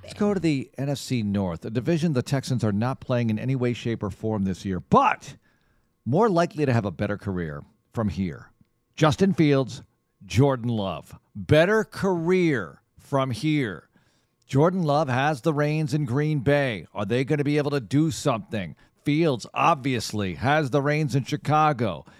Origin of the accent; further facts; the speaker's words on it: Netherlands; moved away; I'm from the Netherlands